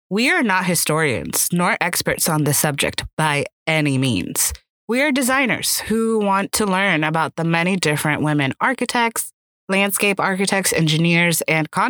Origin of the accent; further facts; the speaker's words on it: Miami, Florida, United States; now in Washington, D.C., United States; a Miami native now living in Washington, D.C.